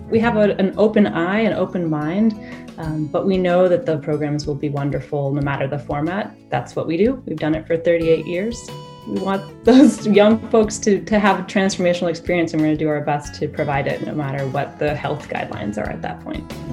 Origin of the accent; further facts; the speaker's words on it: Woodstock, Vermont, United States; moved away as an adult; I grew up in Woodstock, Vermont, and uh, attended Woodstock High School